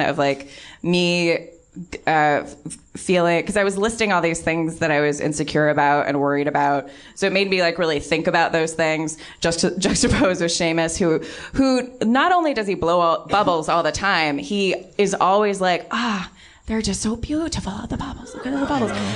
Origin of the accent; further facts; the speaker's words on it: Southern California, United States; I was brought up mostly in Southern California